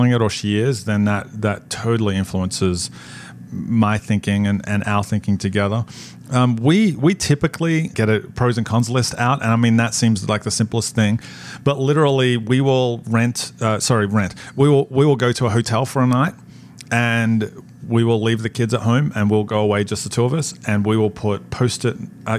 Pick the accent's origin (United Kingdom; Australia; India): Australia; moved away as an adult; now in New Jersey, United States; when we moved from Australia to New Jersey, our kids were 4, 5, and 7.